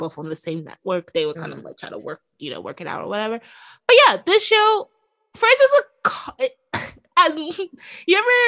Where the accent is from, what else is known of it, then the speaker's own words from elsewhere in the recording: New York City, New York, United States; this is my home borough